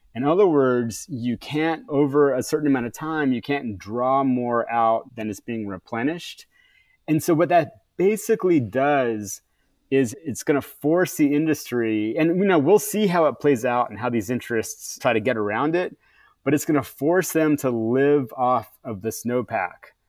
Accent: California, United States; as a Californian

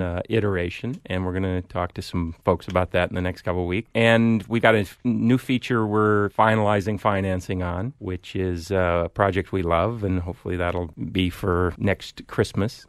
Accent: Iowa, United States; moved away; grew up in Iowa as well, small town

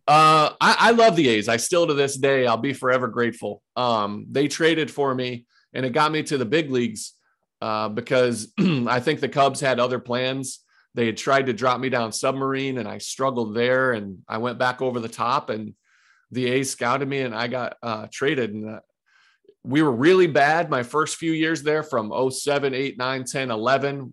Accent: Ohio, United States; also born or lived in Johnson City, Tennessee; I grew up and I live currently in Ohio

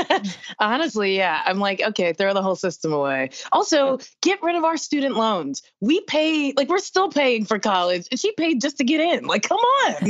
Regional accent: the South, United States; I'm from the South

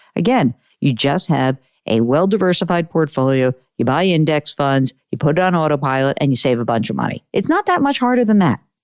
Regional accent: New York, United States; I'm a Jew from New York

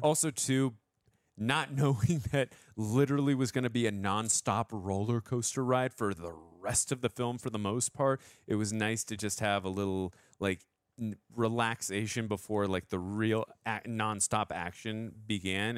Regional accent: United States; as an American

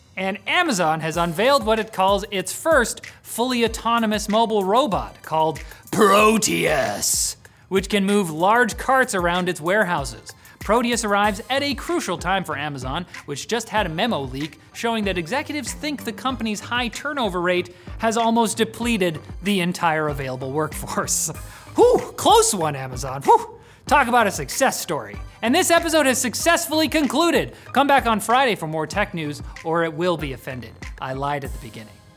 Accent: Canada; our own country

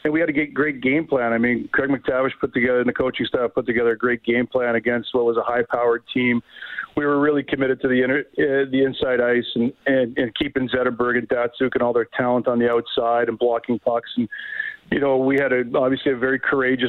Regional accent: Hamilton, Ontario, Canada; my hometown in Hamilton

